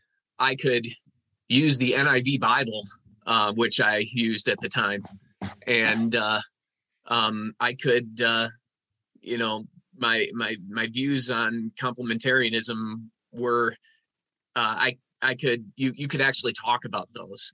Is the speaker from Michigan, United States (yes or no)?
yes; Muskegon, Michigan, United States; I was born in Muskegon, and I grew up in the Christian Reformed Church. I went to Calvin Church in Muskegon